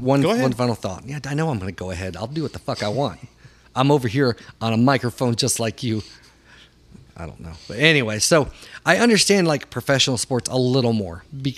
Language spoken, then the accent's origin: English; the South, United States; Growing up in the South